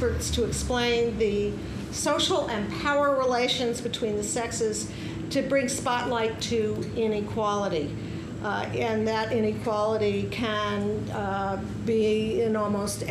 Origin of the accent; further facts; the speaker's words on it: United States; Being an American